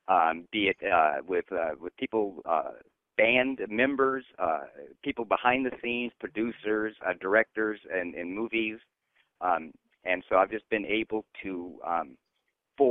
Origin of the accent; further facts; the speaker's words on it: Garden Grove, California, United States; I'm a California native. I grew up in Garden Grove, which is a little town in Orange County next to Disneyland